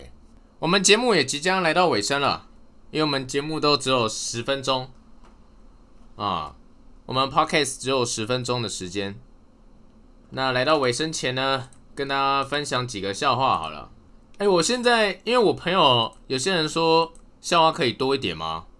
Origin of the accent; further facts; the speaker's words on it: northern Taiwan, Taiwan; 因为我到嘉义念书嘛，中南部的朋友他们好像都对蟑螂免疫，可能看多了。啊，我是北部人